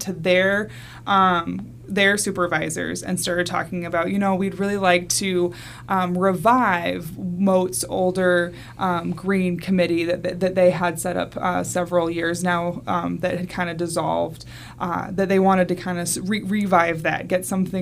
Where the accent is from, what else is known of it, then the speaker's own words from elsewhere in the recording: Omaha, Nebraska, United States; now in Sarasota, United States; I'm actually from Omaha, Nebraska